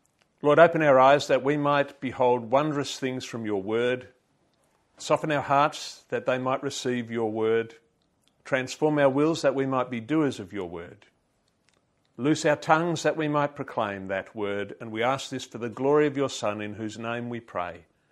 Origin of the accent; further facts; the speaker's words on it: Papua New Guinea; I could not imagine a more idyllic place to grow up. Now, one of the blessings of growing up in Papua New Guinea was one that I did not realise until much later.